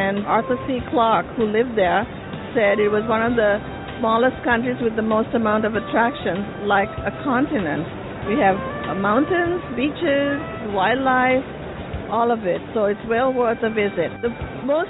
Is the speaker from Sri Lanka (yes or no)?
yes; Sri Lanka; I'm from Sri Lanka